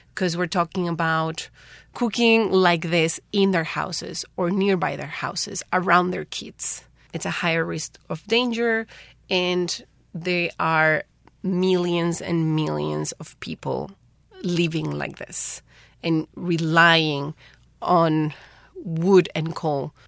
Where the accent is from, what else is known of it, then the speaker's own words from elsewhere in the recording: Paraguay; moved away as an adult; now in Taiwan; I'm from Paraguay.